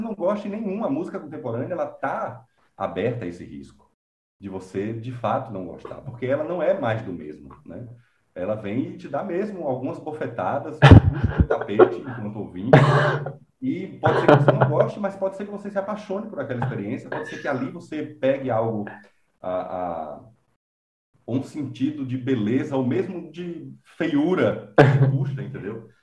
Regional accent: Conceição do Coité, Bahia, Brazil; also born or lived in Salvador, Bahia; eu nasci na capital da Bahia, em Salvador, mas fui criado no interior

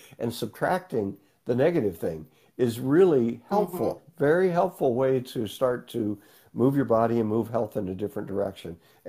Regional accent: Northeast Kansas, United States; Fox, and Cherokee, Southern Cherokee, from Oklahoma. I was born and raised in Northeast Kansas, and so that's where my roots are.

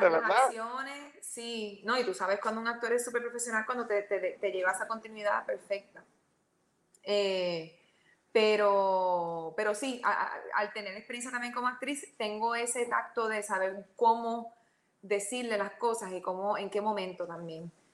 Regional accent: Mayagüez, Puerto Rico; yo empecé en Mayagüez, yo soy de Mayagüez

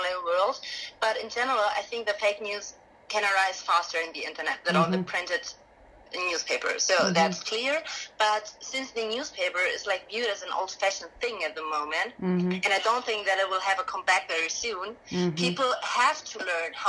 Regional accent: Augsburg, Bavaria, Germany; we've from Augsburg

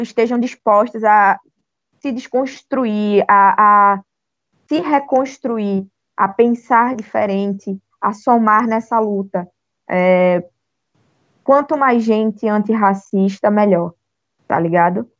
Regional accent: Northeast Region, Brazil; além de negra, além de pobre, eu ainda por cima sou nordestina.

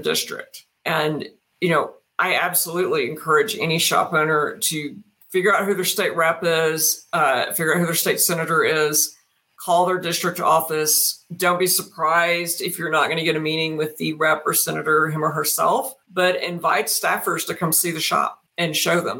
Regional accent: Brown County, Texas, United States; When I was growing up in rural Texas, but our I lived in Brown County

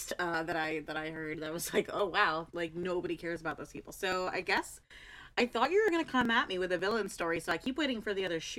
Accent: United States; apologize for being American in every episode.

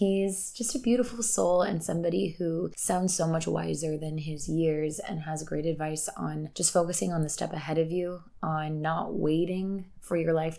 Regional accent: Kansas, United States; moved away; I grew up in Kansas

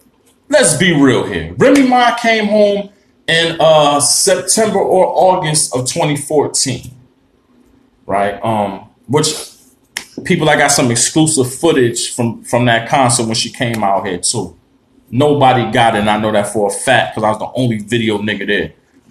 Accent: Harlem, New York, United States; Now, when I twist this hat towards the camera, you're going to see I'm from Harlem, but shout to the Bronx.

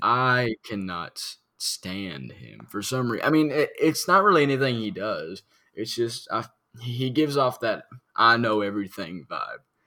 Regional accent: Harrodsburg, Kentucky, United States; my hometown, Harrodsburg

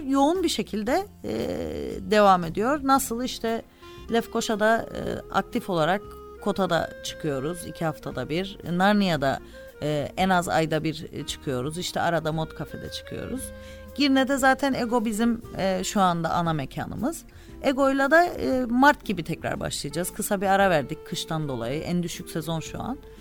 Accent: Cyprus; moved away as an adult; also born or lived in Istanbul; doğduğunuz yer işte e, arkadaşlarınızın e, dostlarınızın akrabalarınızın bulunduğu yer kültürünüzün ait olduğu yer

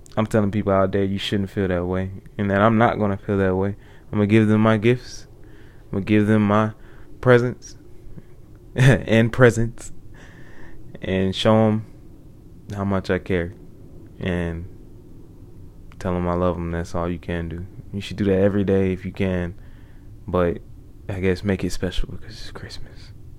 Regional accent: United States; I am an American

